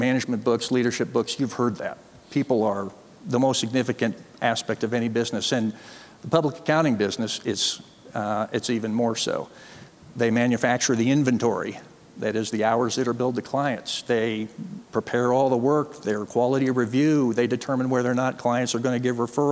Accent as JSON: {"language": "English", "town": "Chicago", "region": "Illinois", "country": "United States", "tie": "born or raised there", "also_born_or_lived": "Montana", "said": "I mostly grew up in the Chicago area"}